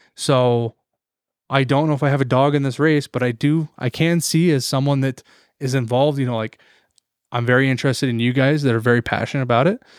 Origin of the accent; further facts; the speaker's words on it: Montana, United States; an American and a Montanan